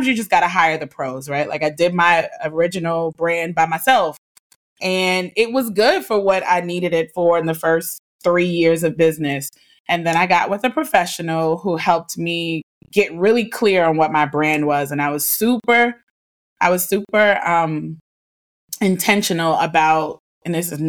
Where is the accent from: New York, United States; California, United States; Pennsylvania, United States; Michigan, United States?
New York, United States; New York City; now in Virginia, United States; my address growing up in Harlem on 120 West 112th Street